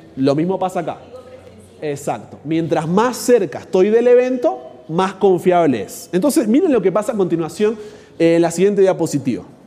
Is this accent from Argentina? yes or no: yes; Argentina; yo soy argentino